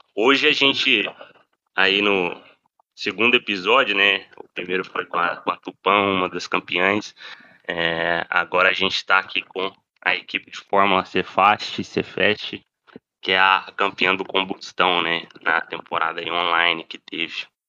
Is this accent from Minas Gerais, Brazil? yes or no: yes; Divinópolis, Minas Gerais, Brazil; also born or lived in São João del Rei; Eu também sou de Divinópolis